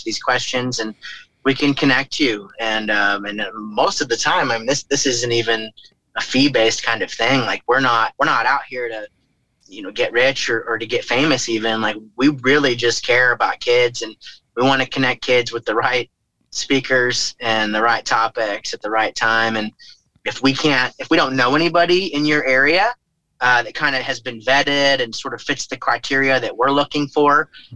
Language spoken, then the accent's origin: English; St. Louis, Missouri, United States; Washington University here in my hometown